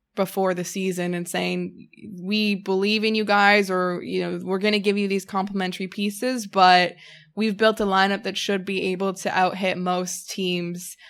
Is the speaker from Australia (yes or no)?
no; Canada; I'm a Canadian citizen